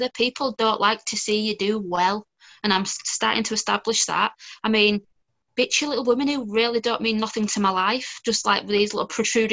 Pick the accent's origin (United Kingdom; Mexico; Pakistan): United Kingdom; Bradford, Yorkshire and the Humber; I'm 27 from Bradford in the UK.